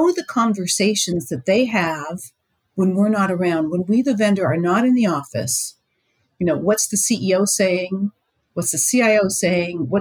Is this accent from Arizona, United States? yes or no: no; Pittsburgh area, Pennsylvania, United States; come from that part of that neck of the woods